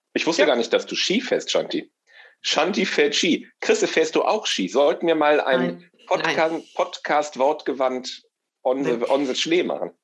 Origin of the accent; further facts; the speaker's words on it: Rhineland, Germany; Aber eigentlich bin ich, glaube ich, einfach Rheinländer